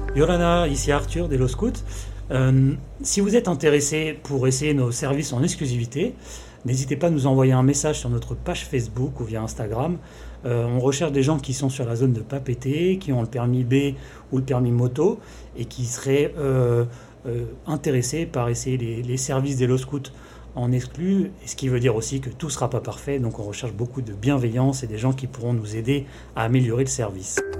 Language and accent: French; Paris, Île-de-France, France; moved away as an adult; je suis parisien, je suis arrivé il y a quelques mois au, au Fénois